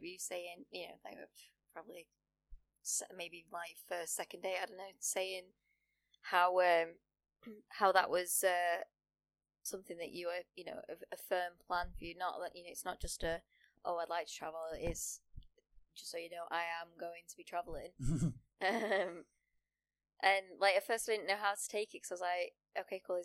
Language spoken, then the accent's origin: English; United Kingdom; also born or lived in Sheffield; as a British student